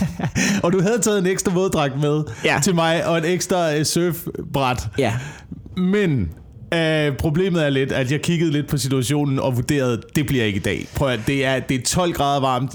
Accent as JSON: {"language": "Danish", "area": "Vemmelev area", "region": "Zealand", "country": "Denmark", "tie": "born or raised there", "also_born_or_lived": "Sønderborg", "moved": "yes"}